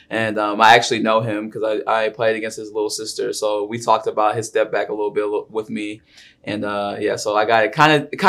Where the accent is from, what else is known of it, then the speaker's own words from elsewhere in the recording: Portland, Oregon, United States; now in Arizona, United States; Um, it was a lot of competition. Um, we had a lot of different stars in our like in our Portland area.